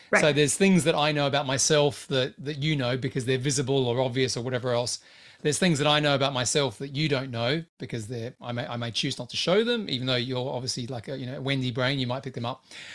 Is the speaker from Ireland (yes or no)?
no; Australia; moved away; I'm Australian